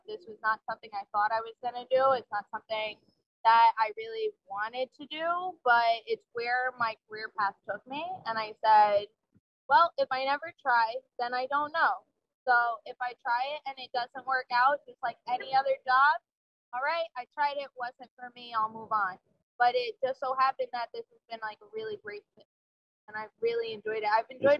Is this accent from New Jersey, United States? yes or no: yes; New Jersey, United States; moved away as an adult; So I grew up in New Jersey, came here for school, just never left, basically.